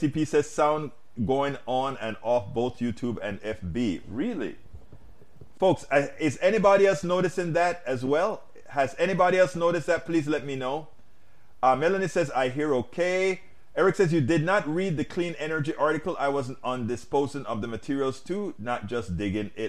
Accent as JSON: {"language": "English", "country": "United States", "lives_now": "Washington, D.C., United States", "said": "I am an American, I'm a proud American"}